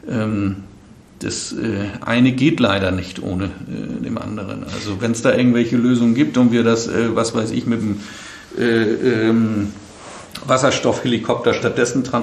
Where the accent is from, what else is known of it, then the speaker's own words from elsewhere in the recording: Northern Germany, Germany; ich komme ja aus dem Norden.